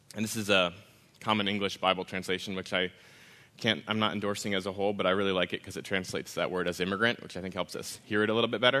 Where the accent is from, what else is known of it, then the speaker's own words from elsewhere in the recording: Wisconsin, United States; I grew up in Wisconsin, in a part of Wisconsin